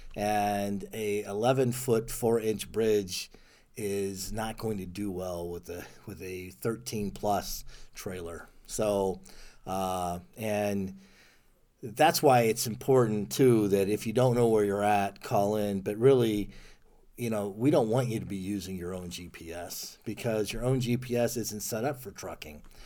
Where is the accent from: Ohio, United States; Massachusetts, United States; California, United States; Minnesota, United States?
Ohio, United States; moved away as an adult; also born or lived in Germany; I'm from Ohio originally